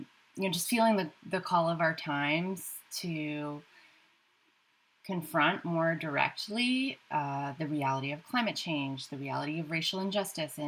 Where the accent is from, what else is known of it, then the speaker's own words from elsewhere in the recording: United States; my identity as an American